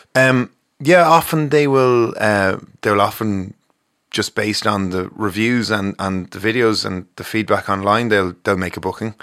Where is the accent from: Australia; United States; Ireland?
Ireland; Ballymore Eustace, Leinster; We grew up in Ballymore, Eustis.